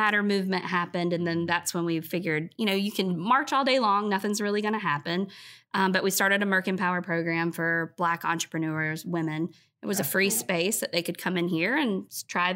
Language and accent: English; Cumming, Georgia, United States; now in Rock Hill, United States; I moved from Rock Hill in the fifth grade to a place north of Georgia called Cumming, Georgia